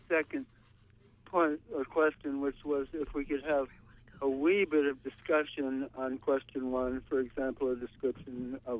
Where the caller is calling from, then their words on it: Brooklyn, New York, United States; I'm calling from Brooklyn.